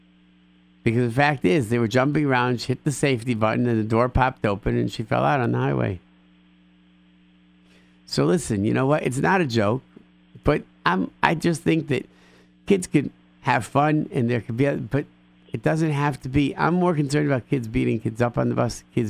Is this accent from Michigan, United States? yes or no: no; Rochester, New York, United States; moved away; I grew up in Rochester, New York